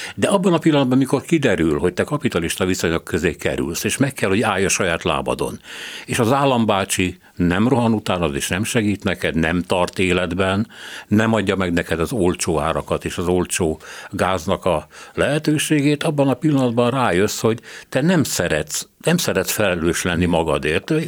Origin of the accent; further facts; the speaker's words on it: Hungary; mi nem szovjet szellemben nőttünk föl, mert azért a kádári egy kicsit más volt, mint az NDK